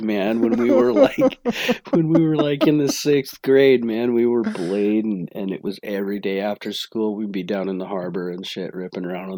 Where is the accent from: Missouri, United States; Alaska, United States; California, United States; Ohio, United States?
Alaska, United States; Seward; growing up in Seward was really cool